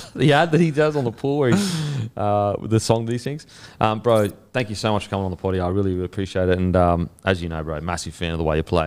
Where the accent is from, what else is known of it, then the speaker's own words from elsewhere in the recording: Queensland, Australia; as a Queenslander